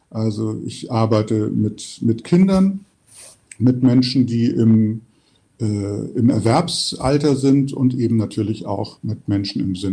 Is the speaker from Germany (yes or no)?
yes; Hamburg, Germany; also born or lived in Düren; Ich sitze gerade in meiner Heimatstadt, dem schönen Hamburg, im Fenster meines Büros.